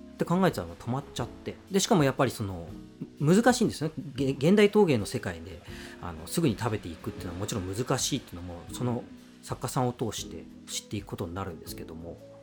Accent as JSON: {"language": "Japanese", "region": "Saga", "country": "Japan", "tie": "born or raised there", "moved": "yes", "lives_now": "Tokyo, Japan", "said": "僕は佐賀出身なんで"}